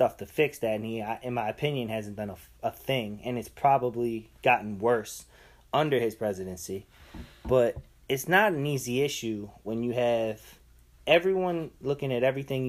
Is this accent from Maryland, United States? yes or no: yes; Baltimore, Maryland, United States; I'm from Baltimore.